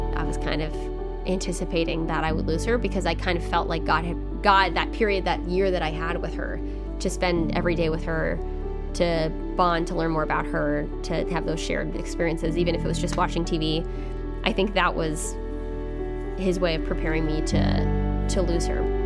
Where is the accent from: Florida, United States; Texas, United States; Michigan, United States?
Texas, United States; The Woodlands; moved away as an adult; now in Washington, D.C., United States; from the Woodlands, Texas, which is near Houston, and grew up there my whole life, same house